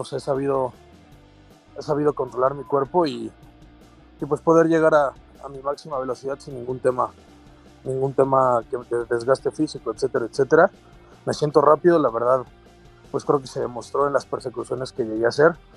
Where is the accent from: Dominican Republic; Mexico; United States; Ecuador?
Mexico; los mexicanos